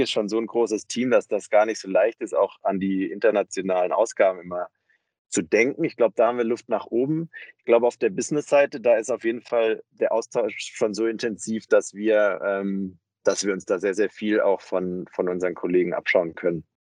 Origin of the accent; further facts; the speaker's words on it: near Stuttgart, Baden-Württemberg, Germany; moved away as an adult; also born or lived in Tübingen / Mannheim; now in Berlin, Germany; bin aufgewachsen in der Nähe von Stuttgart und habe dann in Tübingen und Mannheim studiert